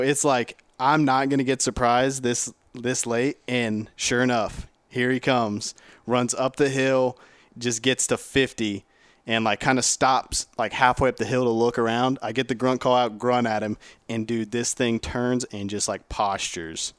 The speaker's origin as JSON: {"language": "English", "region": "Ohio", "country": "United States", "said": "I'm from Ohio"}